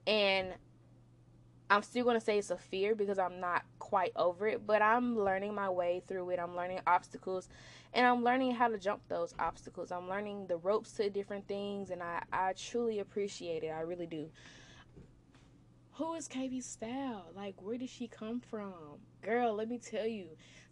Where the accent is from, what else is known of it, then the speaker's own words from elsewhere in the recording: Memphis, Tennessee, United States; moved away; I'm from Memphis, Tennessee